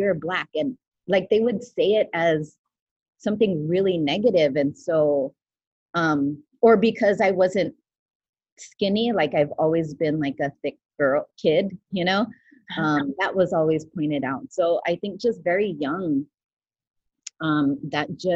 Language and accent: English; United States; Growing up with like immigrant parents was really difficult as an American child